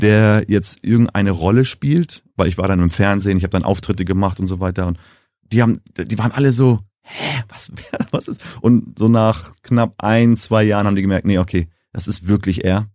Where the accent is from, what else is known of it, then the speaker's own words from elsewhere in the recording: Namibia; accent: Nam-Deutsch; first language German; moved away as an adult; now in Germany; ich bin jetzt die fünfte Generation in Namibia, geboren, aufgewachsen